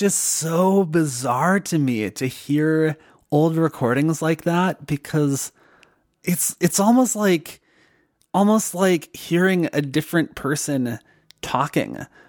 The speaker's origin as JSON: {"language": "English", "region": "Minnesota", "country": "United States", "accent": "Minnesotan", "said": "So then I actively worked on trying to reduce my Minnesotan accent, particularly with the vowel O. I realized I was doing the stereotypical Minnesota."}